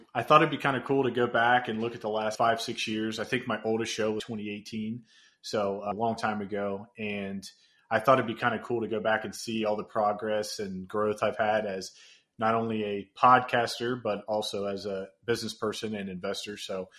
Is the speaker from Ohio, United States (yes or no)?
yes; Cincinnati, Ohio, United States; So I was born and raised here in Cincinnati.